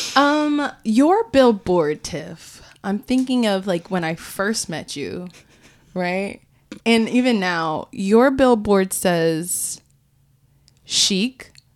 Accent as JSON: {"language": "English", "region": "Florida", "country": "United States", "tie": "born or raised there", "said": "growing up in Florida"}